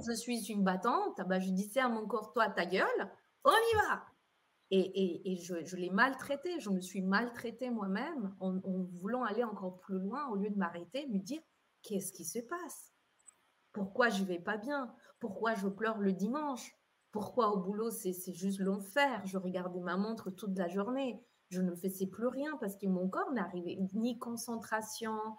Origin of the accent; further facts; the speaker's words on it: Colombia; moved away as an adult; now in Geneva, Switzerland; je suis née en Colombie, donc j'ai vécu 18 ans en Colombie, arrivée en Suisse à l'âge des 18 ans